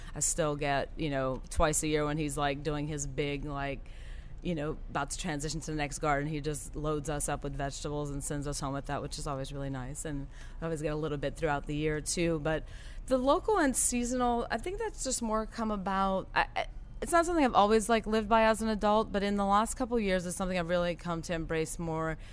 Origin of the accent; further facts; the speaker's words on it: Golden Meadow, Louisiana, United States; also born or lived in Thibodaux, Louisiana; I am originally from a small town called Golden Meadow. It's in Lafourche Parish